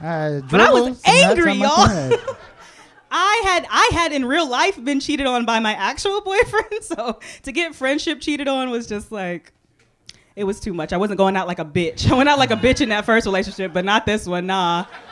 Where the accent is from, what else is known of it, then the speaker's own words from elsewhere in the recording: Texas, United States; I'm from Texas, so Texas Southern white would have been different, but it was Vermont white.